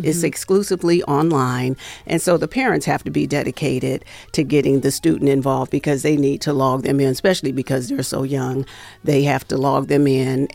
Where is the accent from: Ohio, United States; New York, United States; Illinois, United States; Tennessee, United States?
Ohio, United States; Cleveland; moved away as an adult; now in Las Vegas, United States; I'm from Cleveland, so I started out in Cleveland.